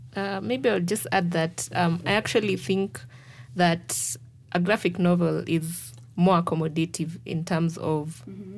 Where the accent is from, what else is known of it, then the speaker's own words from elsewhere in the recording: Kenya; as a Kenyan